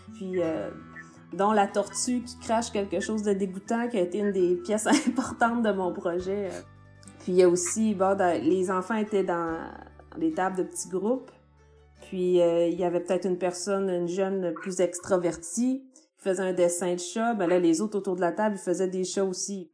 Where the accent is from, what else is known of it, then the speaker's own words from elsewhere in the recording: Baie-Comeau, Quebec, Canada; moved away as an adult; quand je suis partie, en fait, de Bécomo, j'avais 18 ans, puis j'étais pas tant que ça intéressée par ma région